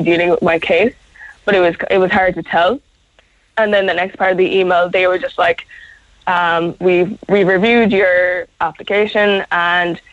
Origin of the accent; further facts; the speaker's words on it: South Kerry, Munster, Ireland; moved away as an adult; also born or lived in Cork; I'm from Carceline down in South Kerry